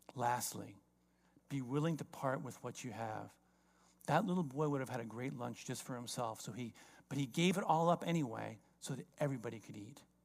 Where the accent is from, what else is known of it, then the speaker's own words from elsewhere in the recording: South Florida, United States; I grew up in South Florida.